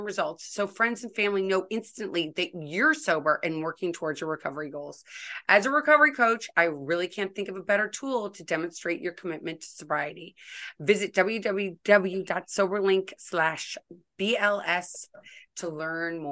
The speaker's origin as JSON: {"language": "English", "town": "St. Louis", "region": "Missouri", "country": "United States", "tie": "born or raised there", "said": "when I was growing up in St. Louis"}